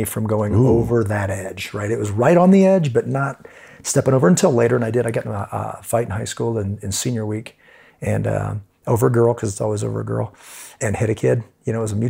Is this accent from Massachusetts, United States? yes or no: no; Kansas City, Missouri, United States; moved away; Grew up in Kansas City, Missouri.